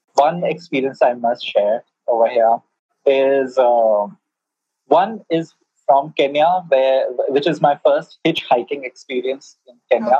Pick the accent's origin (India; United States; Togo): India; I'm an Indian.